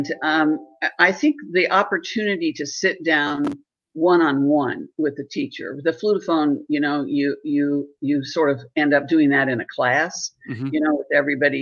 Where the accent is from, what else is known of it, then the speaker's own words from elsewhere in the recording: Southern Ohio, United States; I grew up in Southern Ohio down in the hills